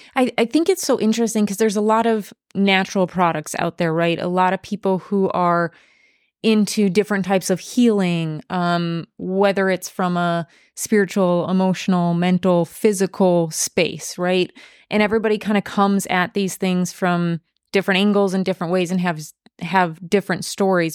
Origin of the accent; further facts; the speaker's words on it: western Wisconsin, United States; I'm from Wisconsin, in western Wisconsin, we have a lot of Amish